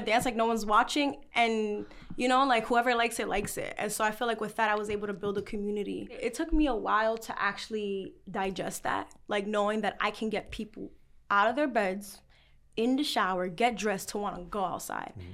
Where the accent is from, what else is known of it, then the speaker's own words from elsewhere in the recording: New York City, New York, United States; I'm from the Bronx